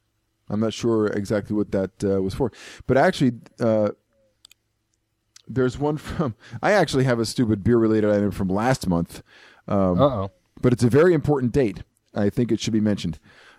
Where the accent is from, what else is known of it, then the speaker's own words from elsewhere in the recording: Japan; born there; And being that I was born in Japan, I found an item on a Japanese beer.